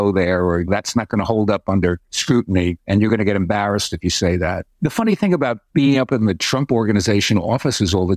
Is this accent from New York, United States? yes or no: yes; New York City, New York, United States; I was from the Bronx and went to Catholic schools and went to Fordham